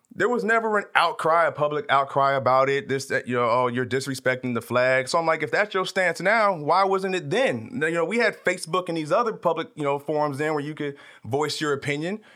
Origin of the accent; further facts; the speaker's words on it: Tulare, California, United States; moved away as an adult; also born or lived in Abilene, Texas; now in Los Angeles, United States; I grew up in a small town about three hours north of here called Tulare.